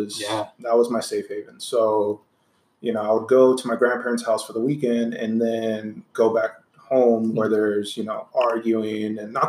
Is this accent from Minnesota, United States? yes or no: no; Anaheim, California, United States; also born or lived in Santa Ana, California; So I was born in Anaheim, California. Mm-hmm. You know, I grew up with my mom and dad for the early years. Grandparents lived in Santa Ana. So that was always like a second home type of deal.